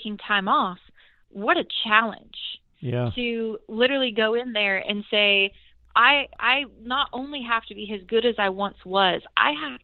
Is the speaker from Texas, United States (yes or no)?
no; Bakersfield, California, United States; now in Nashville, United States; the musical history that my hometown has